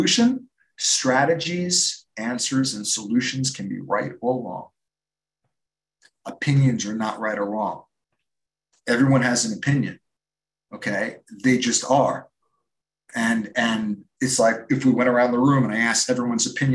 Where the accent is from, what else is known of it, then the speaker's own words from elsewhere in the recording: New York, United States; I'm from New York